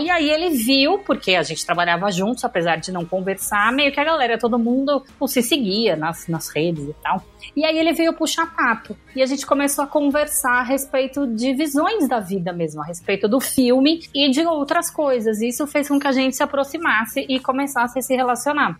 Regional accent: São Paulo, Brazil; eu morava no Brooklyn a vida inteira

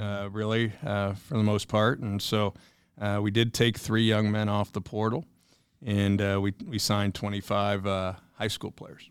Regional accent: Indiana, United States; moved away as an adult; back to my home state here, going on seven years

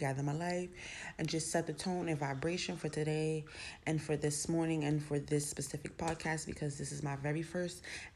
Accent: New York City, New York, United States; also born or lived in South Bronx; I was born in the South Bronx, raised uptown in Co-op City, then came back to the South Bronx

